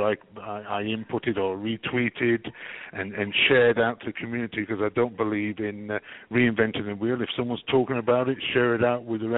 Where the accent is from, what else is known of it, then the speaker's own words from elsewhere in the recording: England, United Kingdom; now in Canada; I'm English. I'm English with a Canadian twist.